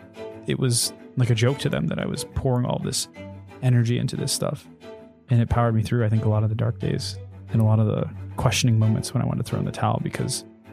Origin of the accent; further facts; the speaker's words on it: Charlottesville, Virginia, United States; born there; So I was born in Charlottesville, Virginia, which coincidentally is actually where I went to school.